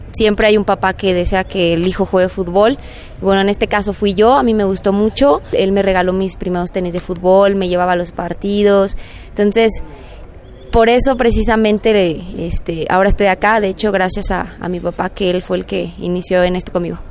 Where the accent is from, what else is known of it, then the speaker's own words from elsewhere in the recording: Aguascalientes, Mexico; moved away as an adult; Yo no soy de aquí, de hecho yo soy de Aguascalientes